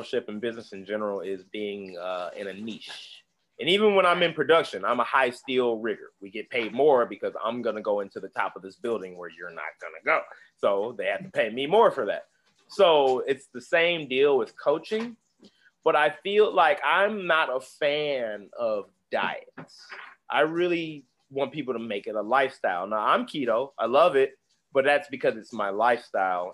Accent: Indianapolis, Indiana, United States; now in Atlanta, United States; I'm from Indianapolis. People don't kind of realize we are a donut town

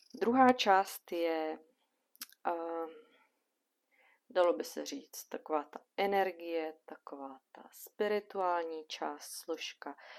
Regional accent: Bohemia, Czechia; u nás v Čechách

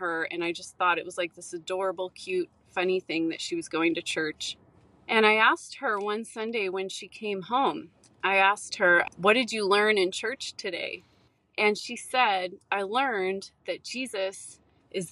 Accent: San Francisco Bay Area, California, United States; I grew up in the California, San Francisco Bay Area

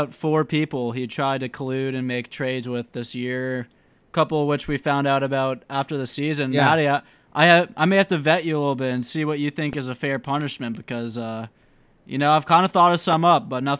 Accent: Roswell, Georgia, United States; moved away as an adult; also born or lived in Tuscaloosa, Alabama; I grew up in Roswell, Georgia, which is, I guess, 20 to 30, 35 minutes north of Atlanta. You know how the traffic goes, but it's a little suburb of Atlanta.

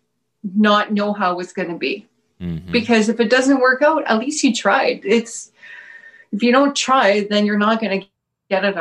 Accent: Timmins, Ontario, Canada; moved away as an adult; now in Thunder Bay, Canada; I'm from Timmins, which is about 8 hours east from here

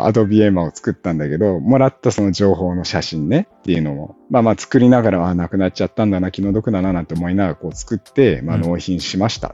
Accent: San'in, Japan; 俺や翔ちゃんは山陰出身の人間

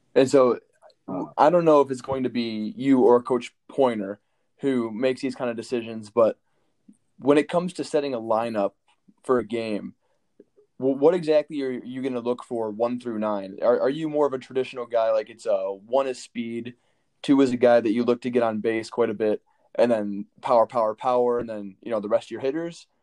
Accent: Michigan, United States; moved away; I'm from Michigan. I don't I don't get to come back to my state

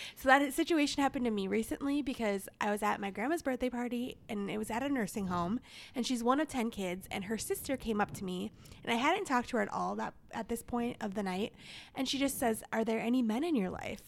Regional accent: Minnesota, United States; I'm from the Twin Cities

